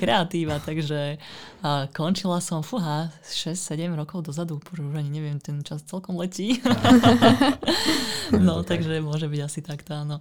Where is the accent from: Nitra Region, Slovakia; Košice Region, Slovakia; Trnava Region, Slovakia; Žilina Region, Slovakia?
Žilina Region, Slovakia; Ružomberok; moved away as an adult; also born or lived in northern Bohemia, Czech Republic; ja pochádzam z Ružomberka, kde som vlastne vyrastala, kde som teda študovala strednú školu a potom vlastne v 18 rokoch som ujazdila na sever Čiech